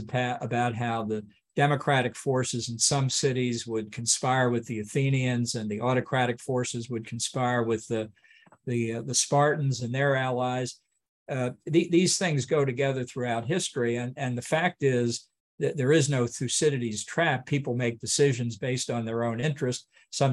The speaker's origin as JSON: {"language": "English", "region": "Maryland", "country": "United States", "said": "I'm from Maryland, a Catholic state"}